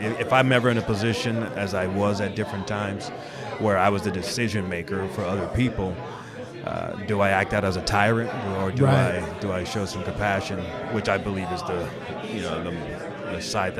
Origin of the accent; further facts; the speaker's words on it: Malibu, California, United States; and I'm from Malibu. What do I have to choose, north or south?